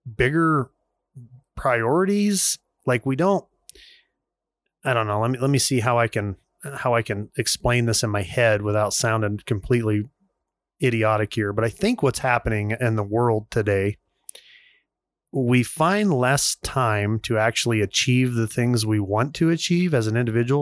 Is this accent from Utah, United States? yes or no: yes; Vernal, Utah, United States; growing up in Vernal, Utah